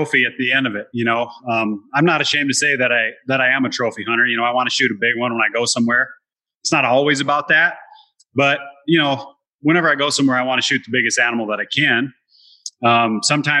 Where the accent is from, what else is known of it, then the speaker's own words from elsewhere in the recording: South Dakota, United States; when I grew up in South Dakota, I would go to my grandpa's farm